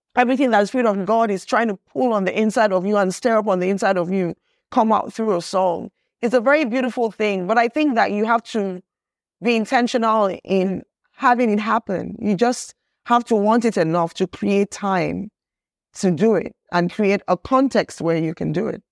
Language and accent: English; Nigeria; everything that I am culturally as a human being, as a Nigerian